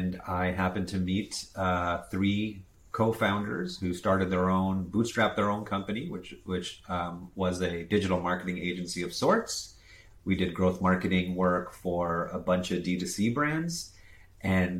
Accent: Jamaica; also born or lived in South Florida, United States / India (ancestry); born in South Florida near Miami, moved to Jamaica when I was 5 years old, where my parents started a business

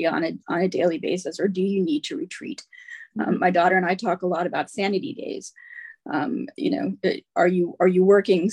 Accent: United States; now in Manchester, United Kingdom; I'm obviously an American, but I live in Manchester, just north of Manchester

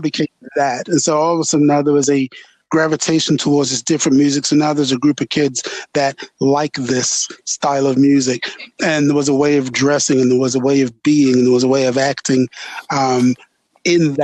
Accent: England, United Kingdom; growing up in England

